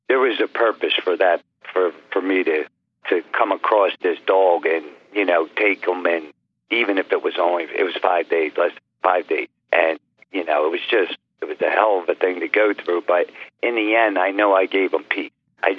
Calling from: Philadelphia, Pennsylvania, United States; Calling from Philadelphia, PA.

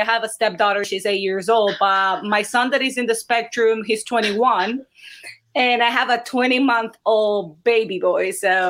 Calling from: Clifton, New Jersey, United States; I live in Clifton, New Jersey in the United States. So a little gloomy today.

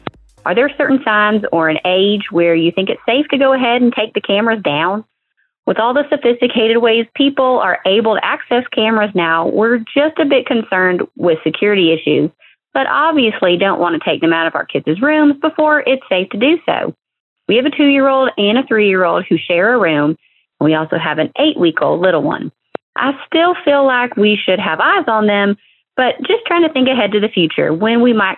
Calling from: LaGrange, Georgia, United States; I'm from LaGrange, Georgia.

